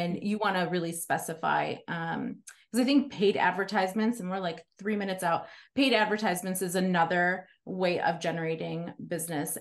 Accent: Chicago, Illinois, United States; now in Fountain Hills, United States; I grew up in Chicago.

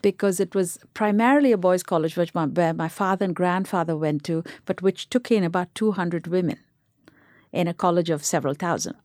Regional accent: Chennai, Tamil Nadu, India; moved away; in India, where we grew up in Chennai, there were just two radio stations

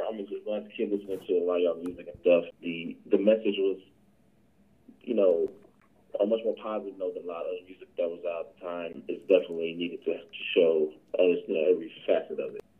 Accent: Atlanta, Georgia, United States; me being from you know being from Atlanta and uh, growing up on Atlanta hip hop.

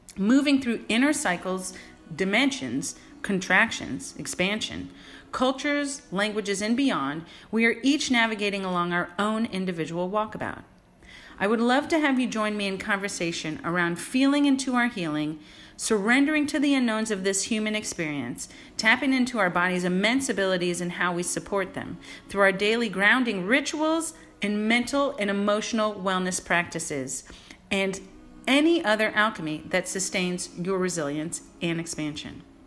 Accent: San Francisco, California, United States; moved away as an adult; also born or lived in New York City / Los Angeles; Born and raised in San Francisco during the golden era of the 80s and 90s

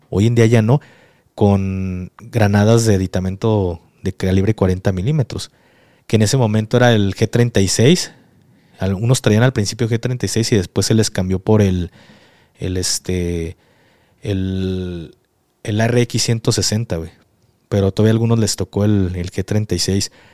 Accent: Mexico; soy mexicano

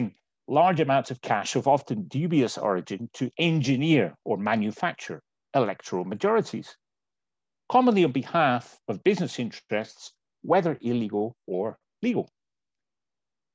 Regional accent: Scotland, United Kingdom; My home country of Scotland

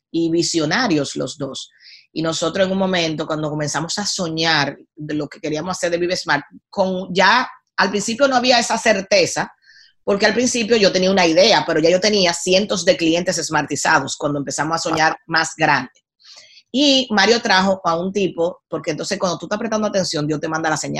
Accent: Dominican Republic; moved away; yo soy de la isla más linda del mundo. O sea, eso no me quita lo dominicana en ese momento

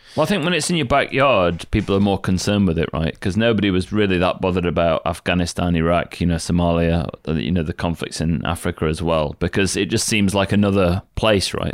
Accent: United Kingdom; I'm British.

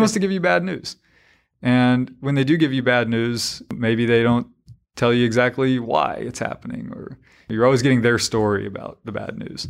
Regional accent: Harnett County, North Carolina, United States; I was this yokel from Harnett County

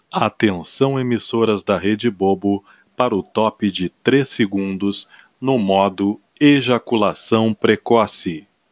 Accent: Porto Alegre, Rio Grande do Sul, Brazil; eu sou gaúcho, natural de Porto Alegre

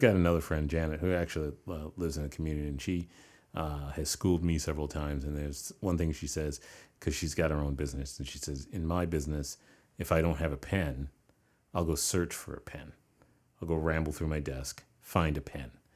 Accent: New York, United States; I grew up in New York

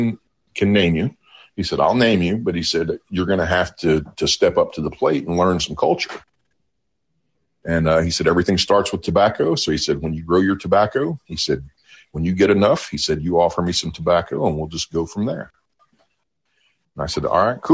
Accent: Okmulgee, Oklahoma, United States; moved away as an adult; also born or lived in Pennsylvania; I was raised down around Okmulgee, and I left Oklahoma

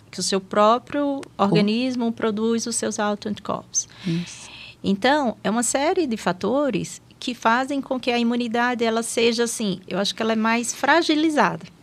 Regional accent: Aracaju, Sergipe, Brazil; moved away as an adult; also born or lived in São Paulo; now in Taubaté, Brazil; eu sou natural de Aracaju, né? Eu sou de Sergipe

